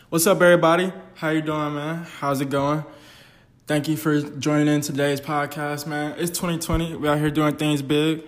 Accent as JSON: {"language": "English", "region": "Mississippi", "country": "United States", "tie": "born or raised there", "said": "growing up in the South of the United States of America, specifically in Mississippi"}